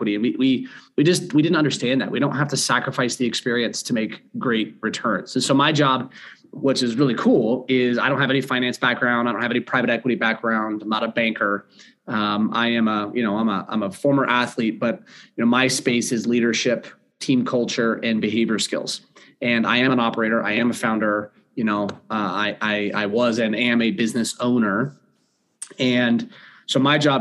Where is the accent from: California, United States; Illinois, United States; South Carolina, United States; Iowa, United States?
California, United States; moved away as an adult; also born or lived in Ohio / Charlotte, North Carolina; now in Denver, United States; I grew up in California